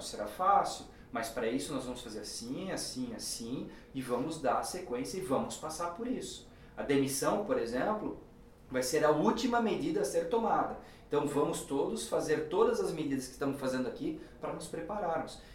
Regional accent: Brazil; nós como brasileiros

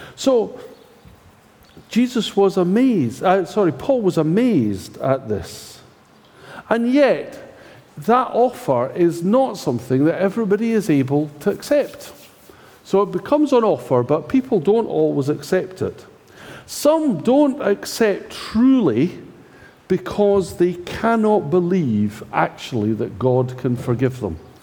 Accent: Scotland, United Kingdom; I'm Scottish

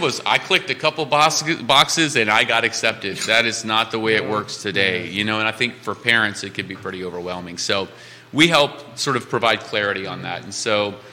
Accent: Cajun, Louisiana, United States; now in Charlottesville, United States; I'm a Cajun

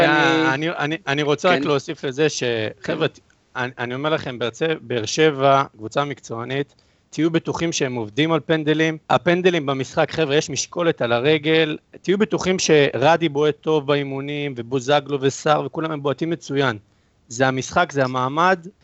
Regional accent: Italy; now in Israel

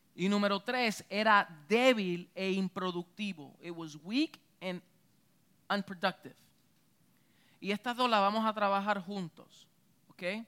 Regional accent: Puerto Rico; Yo soy boricua

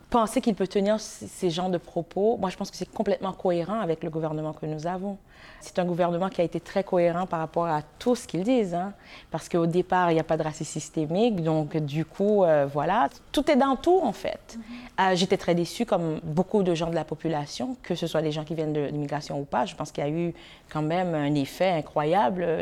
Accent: Montreal, Quebec, Canada; Ça m'a réaffirmé que, bon, je suis fière montréalaise. Donc, je suis contente, fière haïtienne montréalaise.

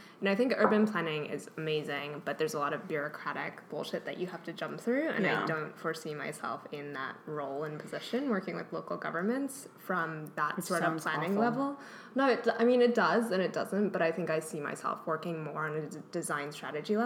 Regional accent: Maplewood, New Jersey, United States; I grew up in Maplewood, New Jersey

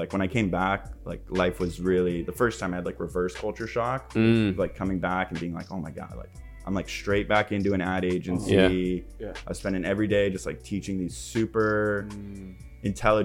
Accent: Los Angeles, California, United States; I'm like coming from West

